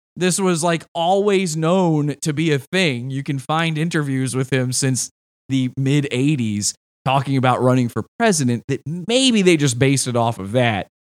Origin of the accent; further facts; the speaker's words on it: Virginia, United States; I'm originally from Virginia. The guy who made the movie, uh, Richard Kelly's from my hometown